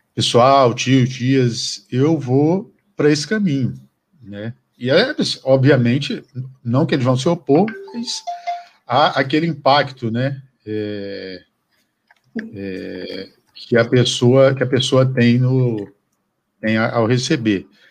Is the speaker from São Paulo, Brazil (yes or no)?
no; Acre, Brazil; eu sou do Acre